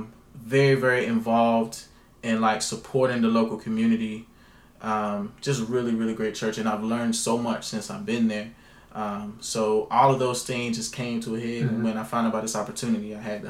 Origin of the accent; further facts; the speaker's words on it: North Carolina, United States; And I grew up in the Bible Belt. I grew up in North Carolina.